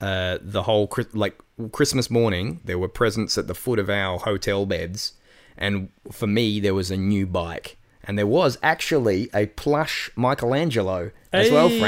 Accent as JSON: {"language": "English", "town": "Adelaide", "region": "South Australia", "country": "Australia", "tie": "born or raised there", "also_born_or_lived": "Penrith, Australia / Melbourne, Australia / Sydney, Australia", "said": "Adelaide boy through and through."}